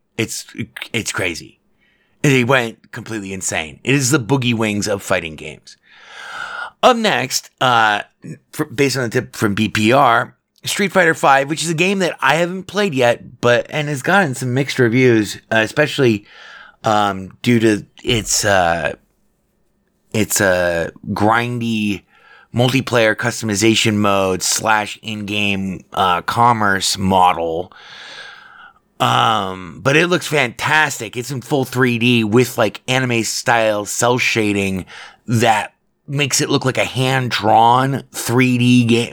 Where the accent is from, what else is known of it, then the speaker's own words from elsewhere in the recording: Las Vegas, Nevada, United States; I grew up in Vegas